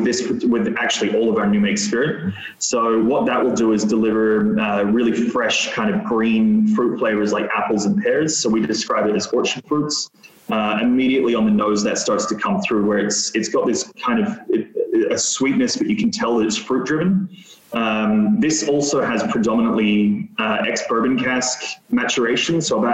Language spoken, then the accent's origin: English; Australia; I'm Australian, so price points are always going to be important to me.